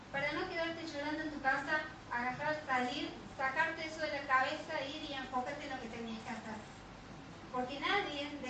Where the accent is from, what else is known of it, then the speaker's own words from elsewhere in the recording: Catamarca, Argentina; porque Javi eh, vinimos de Catamarca acá a varias operaciones que se tuvo que hacer de columna.